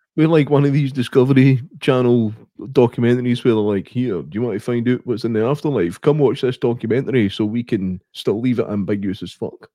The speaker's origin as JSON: {"language": "English", "region": "Scotland", "country": "United Kingdom", "said": "I'm Scottish"}